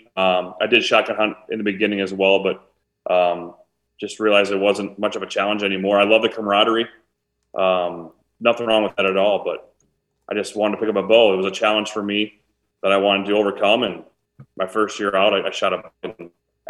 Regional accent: Preston, Iowa, United States; So I grew up in Eastern Iowa. I grew up in a little town of Preston, Iowa, a town of about 1,000

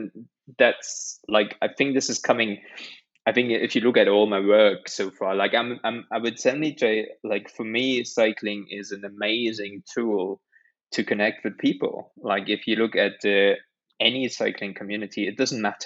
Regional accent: Germany; now in United Kingdom; I grew up in Germany

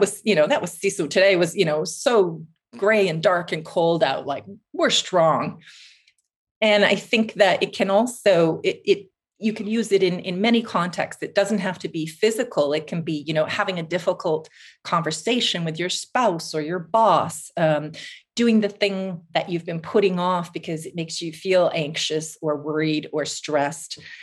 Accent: Vancouver, British Columbia, Canada; moved away as an adult; also born or lived in Toronto / United Kingdom / New Zealand; now in Finland; I grew up in Vancouver on the West Coast

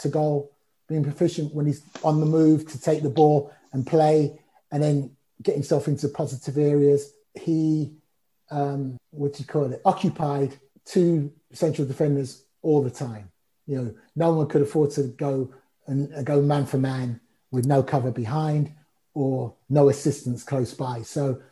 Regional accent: London, United Kingdom; also born or lived in Cricklewood; growing up in Brent, home of Wembley Stadium

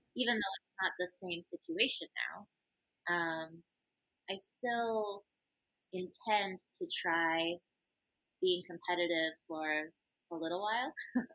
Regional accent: Michigan, United States; moved away as an adult; now in Thailand; I'm from the United States.

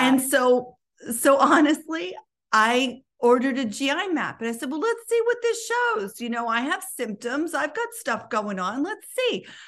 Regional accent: New York City, New York, United States; I was Born and educated in New York City

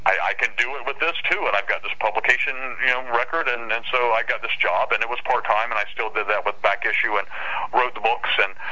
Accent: Concord, North Carolina, United States; moved away as an adult; also born or lived in Portland, Oregon; now in New Bern, United States; that's my hometown, Concord, North Carolina.

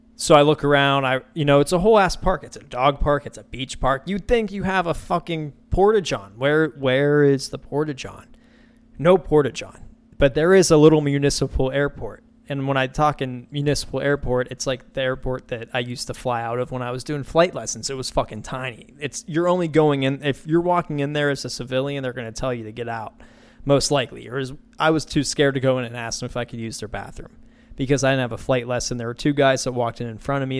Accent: Pittsburgh, Pennsylvania, United States; moved away as an adult; now in Tampa Bay area, United States; where I grew up in Pittsburgh

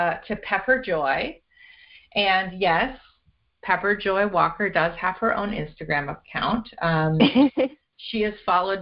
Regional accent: Canada; born or raised there

